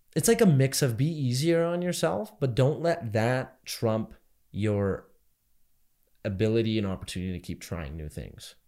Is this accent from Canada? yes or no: yes; Canada